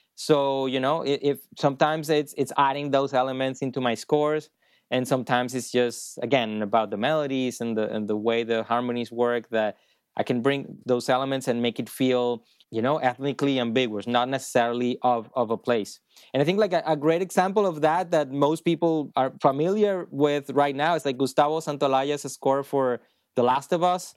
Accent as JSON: {"language": "English", "town": "Maracay", "region": "Aragua", "country": "Venezuela", "also_born_or_lived": "Boston, United States", "moved": "as an adult", "lives_now": "Los Angeles, United States", "said": "I'm from Maracay, you know, it's a small city in Venezuela"}